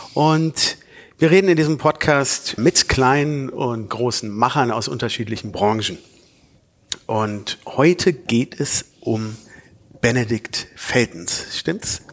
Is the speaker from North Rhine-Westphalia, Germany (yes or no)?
yes; Cologne, North Rhine-Westphalia, Germany; Wir als Kölner